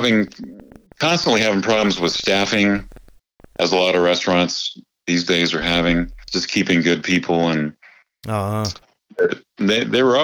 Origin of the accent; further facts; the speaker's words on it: San Francisco, California, United States; moved away as an adult; now in Nashville, United States; I grew up in San Francisco playing in the bars, the Irish bars.